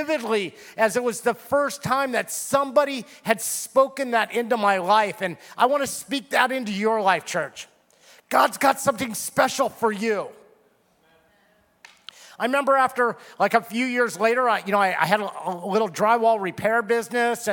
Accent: Simi Valley, California, United States; I was from Simi Valley

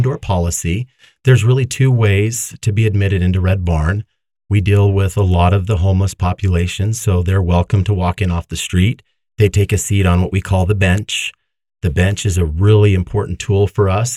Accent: Davis County, Utah, United States; I grew up here in Davis County

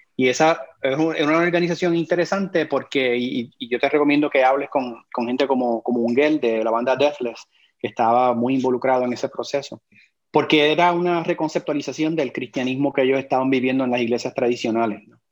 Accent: Puerto Rico; moved away; also born or lived in Florida; yo soy puertorriqueño

